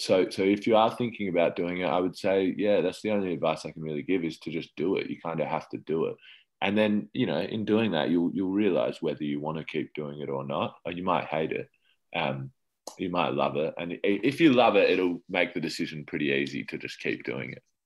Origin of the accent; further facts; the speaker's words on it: Adelaide, South Australia, Australia; moved away as an adult; now in Melbourne, Australia; I grew up in Adelaide